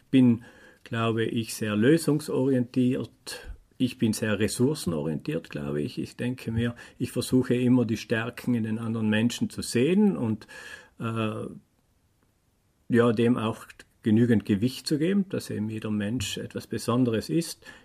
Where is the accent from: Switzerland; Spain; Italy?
Italy; Bolzano, Trentino-Alto Adige; ich komme aus Bozen, bin jetzt 47 Jahre alt